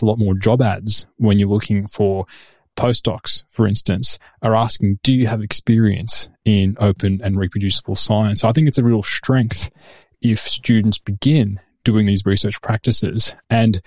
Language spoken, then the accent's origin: English; Sydney, New South Wales, Australia; moved away as an adult; now in Oslo, Norway; I've come via Sydney, where I grew up.